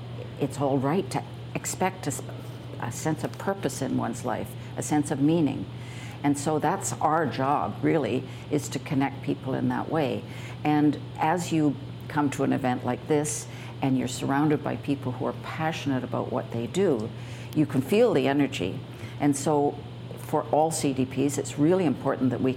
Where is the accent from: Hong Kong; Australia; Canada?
Canada; as one Canadian to another